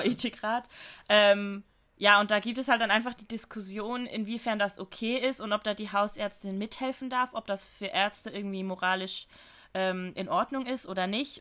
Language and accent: German; Switzerland; bei uns in der Schweiz